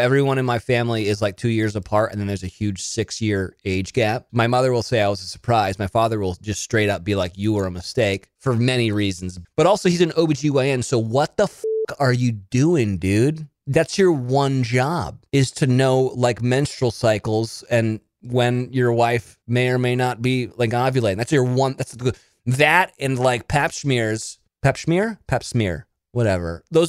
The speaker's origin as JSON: {"language": "English", "town": "Monterey", "region": "California", "country": "United States", "tie": "born there", "said": "I was born in Monterey, California, which is where they film Big Little Lies."}